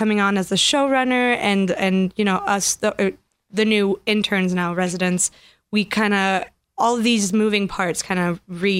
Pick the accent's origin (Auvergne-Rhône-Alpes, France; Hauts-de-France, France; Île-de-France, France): Auvergne-Rhône-Alpes, France; Grenoble; first language French; English is a second language; moved away as an adult; also born or lived in Paris; now in Los Angeles, United States; Grenoble, which is where I'm from